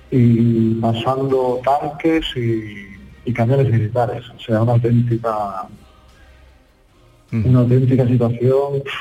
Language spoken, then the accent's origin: Spanish; Zaporizhzhia, Zaporizhzhia Oblast, Ukraine; Spanish is a second language; Nosotros somos de Zaporozhye